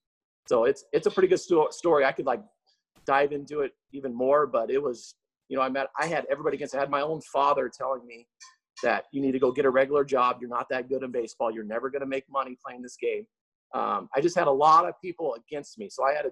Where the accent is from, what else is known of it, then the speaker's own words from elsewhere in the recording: Seattle, Washington, United States; now in Las Vegas, United States; So I think I've been in Vegas now for around 16 years.